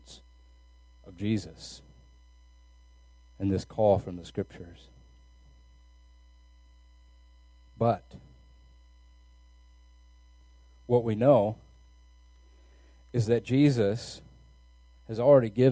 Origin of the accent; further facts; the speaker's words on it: United States; our American freedom